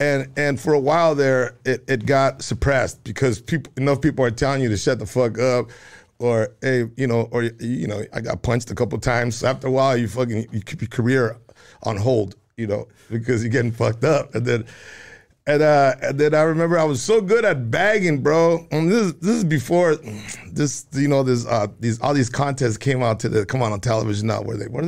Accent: Juarez, Chihuahua, Mexico; You know, my Spanish was, you know, even though we came from Chihuahua, I was in Juarez as a little kid.

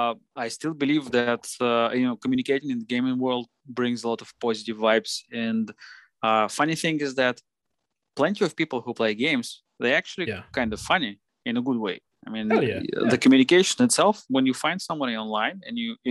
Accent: Moscow, Russia; Yeah, I'm based in Russia. I was born in Moscow. I was living my whole life in Moscow.

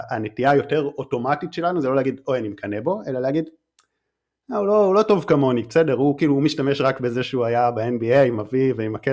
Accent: North, Israel; אני במקור מהצפון, אה, אני עדיין נוסע הרבה לתל אביב, אבל די, לא רוצה יותר לגור במרכז

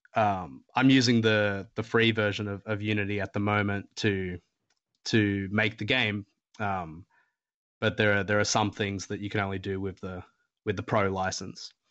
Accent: Australia; I, I'm an Australian

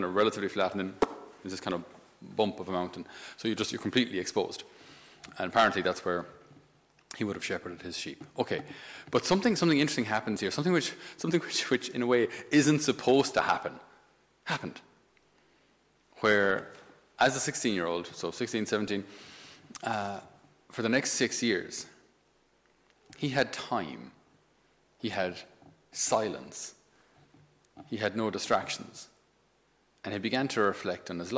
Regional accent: Ireland; St. Patrick is so important to us as Irish people

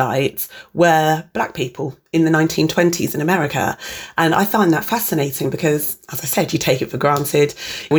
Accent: Reading, South East England, United Kingdom; I was born in Reading, Berkshire in the early 80s

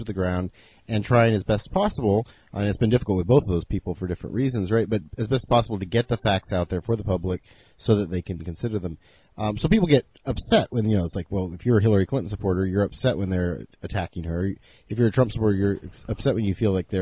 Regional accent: Senegal; moved away; I grew up in Senegal in West Africa.

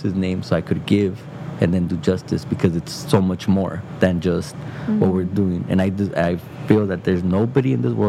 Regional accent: Oxnard, California, United States; the city of Oxnard, which is my hometown, my backyard

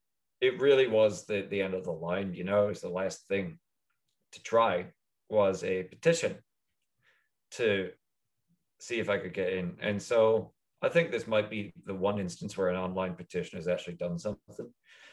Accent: Midlands, Ireland; So I mean, I like my hometown well enough. I know I'll keep making jokes about it, yeah. But it's a weird place to be. It's absolutely a weird place to be. Like any smallish town in the middle of Ireland

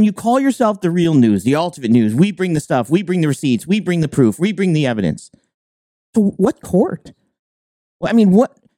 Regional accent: New York, United States; now in Maine, United States; I'm originally from New York

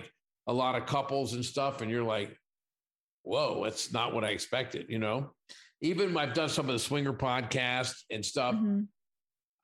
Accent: Pittsburgh, Pennsylvania, United States; also born or lived in Southern California; now in Las Vegas, United States; I'm originally from Pittsburgh

